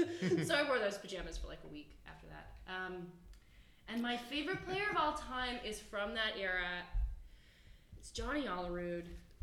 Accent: Toronto, Ontario, Canada; I was raised in Toronto, and one of my earliest memories is of wearing like my footy Blue Jays pajamas and watching Joe Carter hit that home run. And we lived in Little Italy

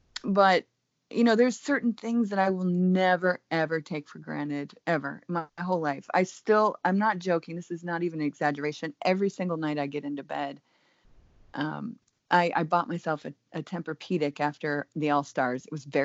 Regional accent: Germany; But I do think that more so growing up in Germany really taught me that the world is a huge place.

